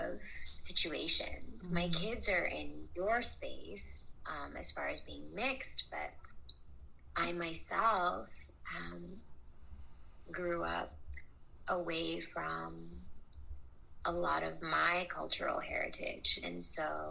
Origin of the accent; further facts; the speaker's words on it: United States; accent: American; my American accent